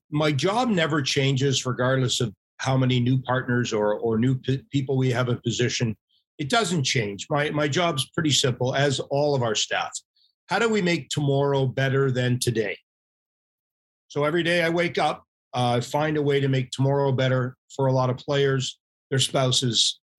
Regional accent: Canada; uh, for a good chunk of our membership, we're Canadian.

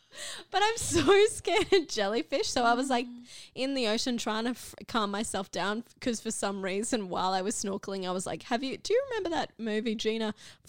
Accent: Cairns, Queensland, Australia; now in Brisbane, Australia; well, Brisbane, but originally from Cairns.

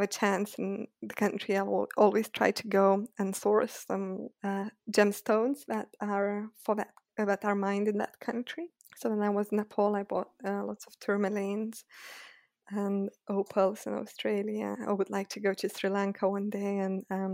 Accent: Lithuania; moved away as an adult; now in London, United Kingdom; I lived in Lithuania. So originally I'm from Lithuania, and then I always thought I'll study there

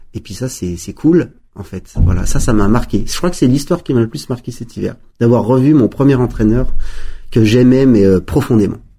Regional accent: Valmorel, Auvergne-Rhône-Alpes, France; j'ai grandi avec une génération de Valmorel

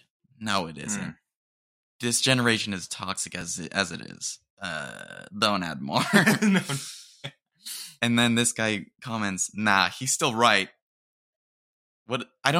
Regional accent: United Kingdom; Dude, I'm British.

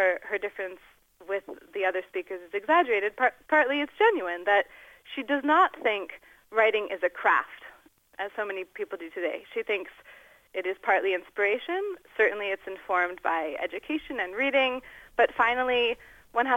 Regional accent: United States; I'm American

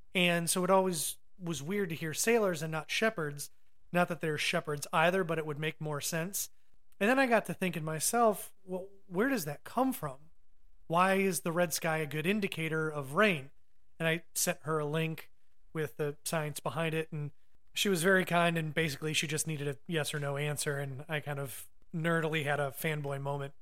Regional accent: Ohio, United States; growing up in the North, specifically the Midwest, Ohio

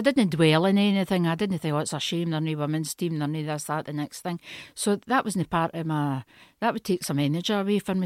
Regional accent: Stewarton, Scotland, United Kingdom; moved away as an adult; also born or lived in Italy; I was born in Stewarton, a wee village in Ayrshire near Kilmarnock.

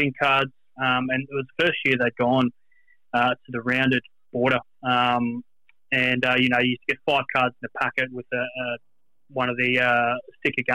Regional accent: Brisbane, Queensland, Australia; I'm based in Brisbane born and bred my whole life

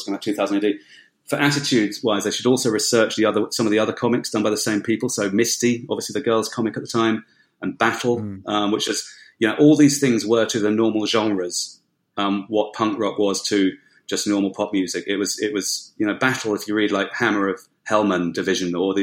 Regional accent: London, United Kingdom; I was born in West London in the UK

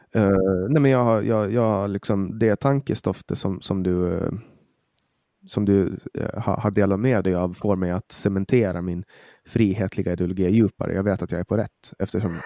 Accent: Åland Islands; jag är jätteglad att jag är född på Åland

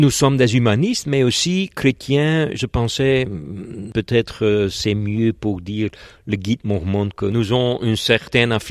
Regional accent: Flanders, Belgium; Je suis belge et euh, je travaille à l'université de Gand.

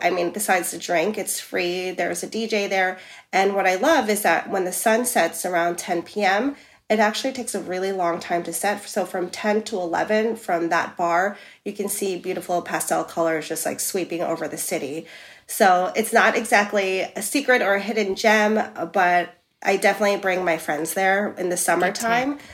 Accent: New York City, New York, United States; moved away as an adult; now in Amsterdam, Netherlands; I'm from New York City and there it's like no if I'm sick or not, I have to work

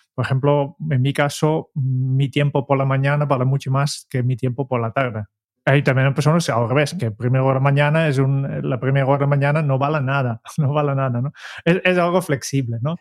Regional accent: Netherlands; Spanish is a second language; yo como holandés

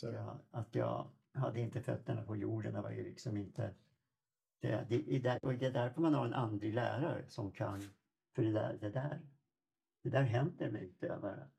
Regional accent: Sweden; also born or lived in Toronto, Canada; Som svensk

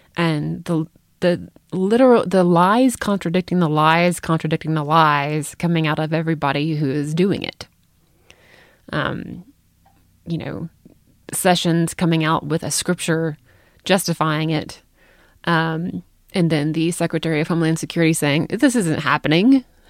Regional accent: United States; I have to travel abroad as an American.

